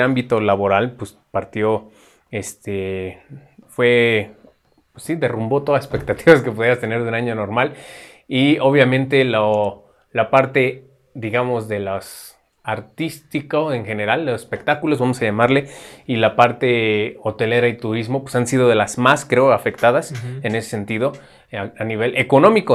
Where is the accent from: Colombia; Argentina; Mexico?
Mexico; esta característica que nos define como mexicanos